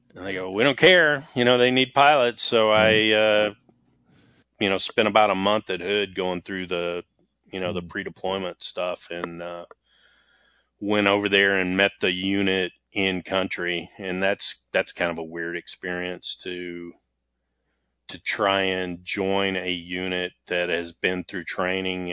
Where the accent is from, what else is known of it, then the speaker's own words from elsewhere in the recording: Waco, Texas, United States; I grew up in Waco, Texas